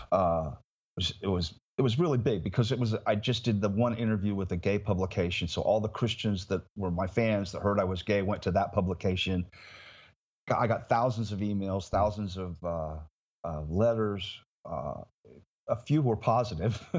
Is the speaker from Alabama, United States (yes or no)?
no; Indiana, United States; moved away as an adult; now in Florida, United States; my hometown in Indiana